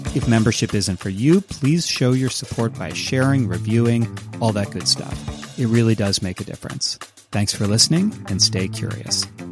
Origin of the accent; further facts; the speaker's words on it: Northern Ohio, United States; moved away as an adult; now in Austin, United States; I grew up in Northern Ohio and, uh, went to school in Central Ohio